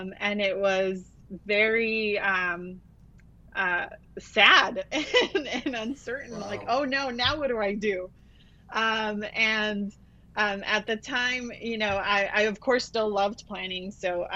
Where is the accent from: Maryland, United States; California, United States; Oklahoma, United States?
California, United States; Los Angeles; also born or lived in Mexico; now in Goleta, United States; I grew up in the Los Angeles area with, you know, East LA and unincorporated parts of the county